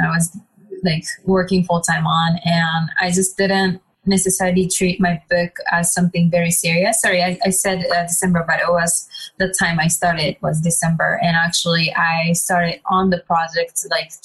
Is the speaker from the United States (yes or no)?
no; Japan; growing up in Japan, I would say I was very different than people around me